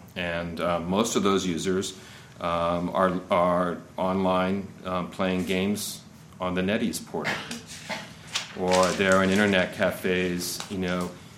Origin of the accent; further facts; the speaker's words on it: United States; I'm American.